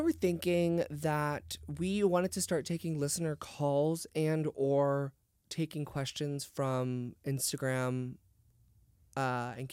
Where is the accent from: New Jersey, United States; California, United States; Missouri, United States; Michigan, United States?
California, United States; San Diego; because I'm from San Diego, so I never really thought it was a problem.